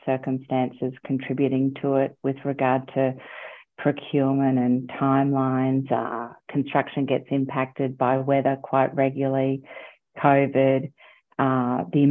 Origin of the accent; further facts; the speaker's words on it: Queensland, Australia; moved away as an adult; also born or lived in London / Canada; now in Melbourne, Australia; I'm a Queenslander, primarily. I lived in Queensland, grew up in Queensland, went to school, studied in university.